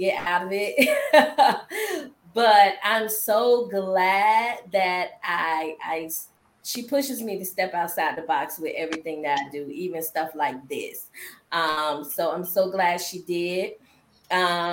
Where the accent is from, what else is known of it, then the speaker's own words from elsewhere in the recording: Norfolk, Virginia, United States; I am from Norfolk, Virginia